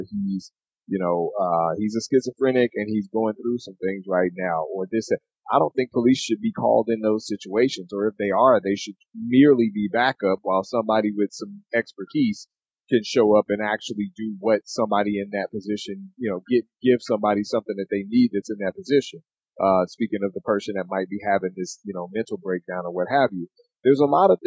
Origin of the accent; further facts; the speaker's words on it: Oakland, California, United States; Growing up in Oakland